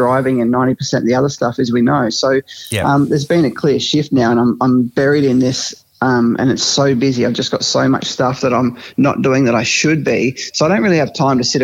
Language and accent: English; Mildura, Victoria, Australia; Growing up in Mildura